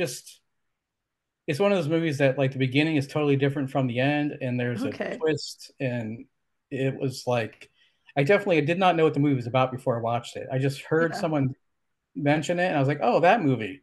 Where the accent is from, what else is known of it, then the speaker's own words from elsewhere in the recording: Ohio, United States; now in Brooklyn, New York, United States; I grew up in Ohio. That's where I came from.